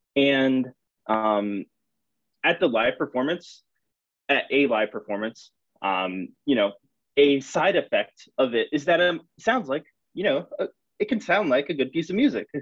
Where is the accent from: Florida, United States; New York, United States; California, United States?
Florida, United States; St. Petersburg; moved away as an adult; now in Pennsylvania, United States; I grew up in St. Petersburg, um, I did my undergraduate degree with Tucker at the University of South Florida, um, where then I went to PSU